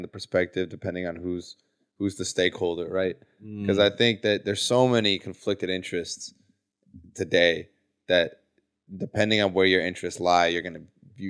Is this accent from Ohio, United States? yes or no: yes; Ohio, United States; me growing up in Ohio